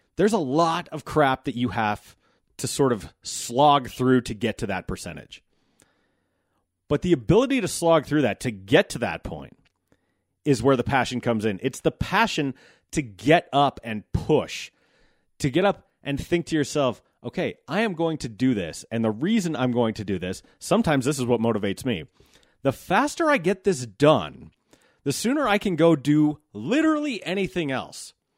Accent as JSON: {"language": "English", "country": "United States", "said": "as an American"}